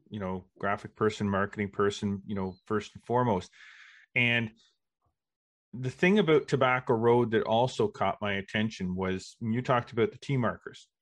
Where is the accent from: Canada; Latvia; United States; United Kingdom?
Canada; Brockville, Ontario; also born or lived in Kingston, Ontario; I grew up, uh, in Brockville